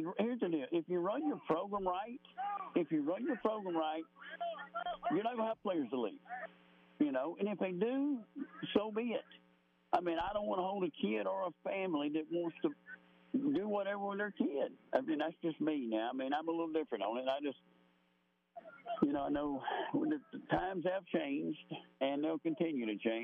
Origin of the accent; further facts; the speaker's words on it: Ohatchee, Alabama, United States; also born or lived in Georgia / Piedmont, Alabama; I'm 30 minutes from where I grew up in Ohatchee